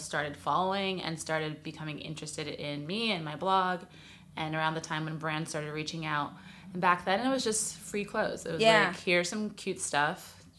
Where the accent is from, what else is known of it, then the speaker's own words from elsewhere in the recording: New York City, New York, United States; moved away as an adult; now in Los Angeles, United States; I'm from New York City originally, but I've lived in LA a while now, about 12 years.